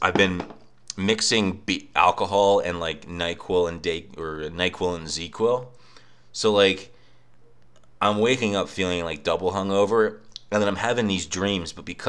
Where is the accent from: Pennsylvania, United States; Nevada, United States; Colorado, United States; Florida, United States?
Pennsylvania, United States; I was in my family room in my house I grew up in Bucks County